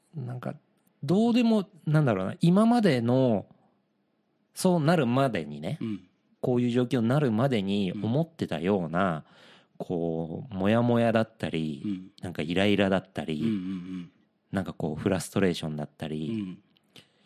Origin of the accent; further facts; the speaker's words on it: Yokohama, Kanagawa, Japan; 地元横浜で